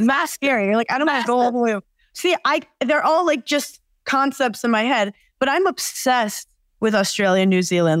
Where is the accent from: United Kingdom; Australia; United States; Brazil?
United States; New York; I'm from New York